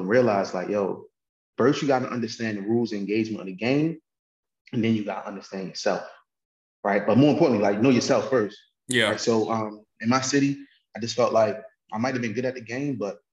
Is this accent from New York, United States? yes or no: no; Baltimore, Maryland, United States; So I'm from Baltimore, Maryland